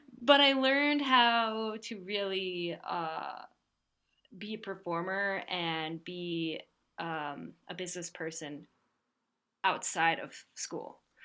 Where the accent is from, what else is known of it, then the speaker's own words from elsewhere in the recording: New Jersey, United States; I grew up in New Jersey, um, on the east coast of the U.S.